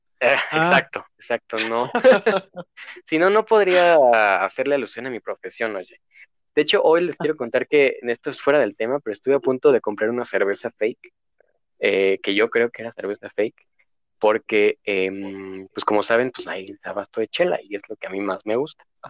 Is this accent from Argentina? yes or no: no; Dolores Hidalgo, Guanajuato, Mexico; moved away as an adult; now in León, Mexico; yo soy de Dolores Hidalgo, pues es un huevito que solamente vive de, de, de la del turismo